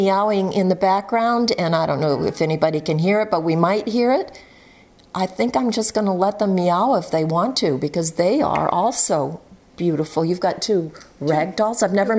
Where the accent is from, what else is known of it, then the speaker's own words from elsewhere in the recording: Maine, United States; I'm traveling around my home state of Maine